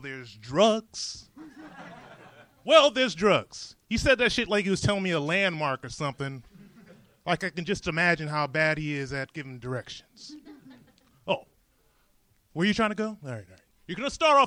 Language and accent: English; Detroit, Michigan, United States; moved away as an adult; now in California, United States